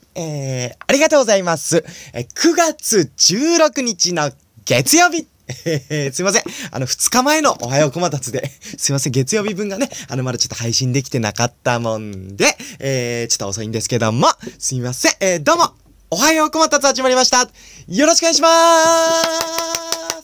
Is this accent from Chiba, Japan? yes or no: no; Nagano, Japan; 僕は長野県生まれなんで